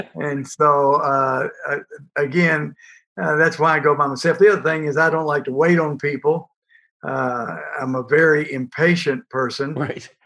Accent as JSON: {"language": "English", "town": "Port Arthur", "region": "Texas", "country": "United States", "tie": "born or raised there", "said": "I grew up in Port Arthur, Texas, right there on the water"}